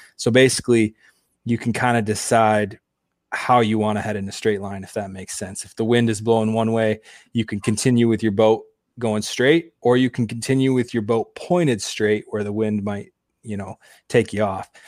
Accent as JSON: {"language": "English", "town": "Grand Rapids", "region": "Michigan", "country": "United States", "also_born_or_lived": "Houghton, Michigan", "said": "I'm originally from Grand Rapids, Michigan"}